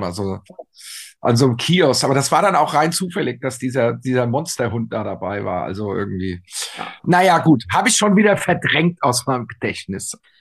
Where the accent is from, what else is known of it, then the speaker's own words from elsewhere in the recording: Frankfurt, Hesse, Germany; wir sagen ja hier in Frankfurt, Unkraut vergeht nicht